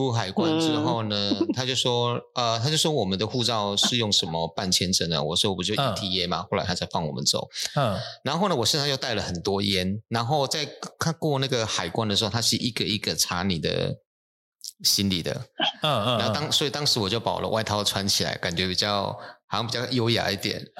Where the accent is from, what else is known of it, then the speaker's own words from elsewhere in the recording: Taiwan; 利用我们是台湾的艺术家，把台湾的文化借由这个场合，能够呃，让更多人知道